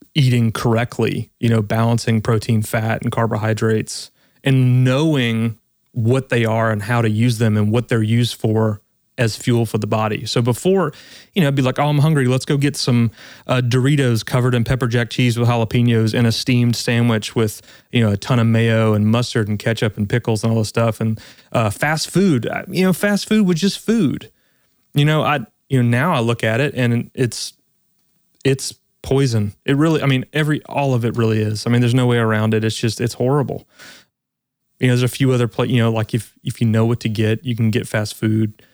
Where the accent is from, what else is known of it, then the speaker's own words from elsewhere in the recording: South Louisiana, United States; I'm really originally from South Louisiana, so I grew up eating